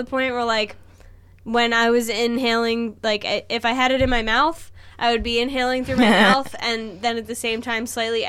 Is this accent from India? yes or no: yes; India; But I'm from India, so you can't even tell me that I'm wrong.